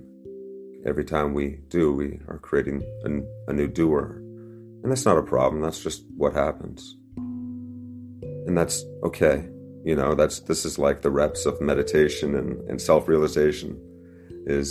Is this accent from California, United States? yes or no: no; Northern Virginia, United States; I was growing up in Northern Virginia